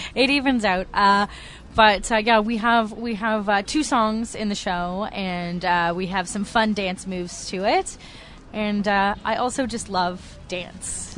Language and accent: English; Toronto, Ontario, Canada; I'm from Toronto